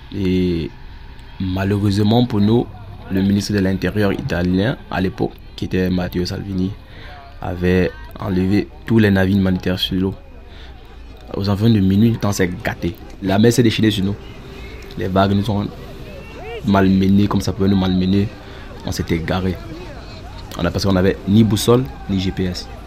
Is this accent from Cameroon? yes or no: yes; Northwest Region, Cameroon; moved away as an adult; now in Germany; Je suis euh, originaire du Nord-Ouest Cameroun